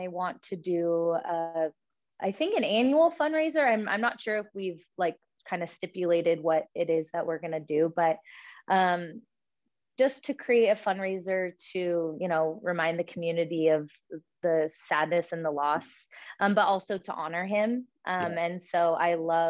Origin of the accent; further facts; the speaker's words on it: Sacramento Delta, California, United States; I grew up on the Delta, and both my parents worked in Sacramento